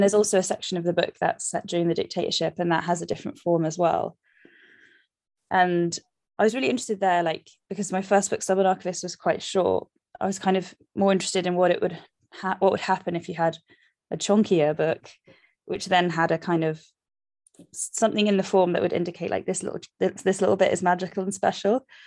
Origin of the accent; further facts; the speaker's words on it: London, United Kingdom; I love London, I'm from London, but it's also, like, so shit to live here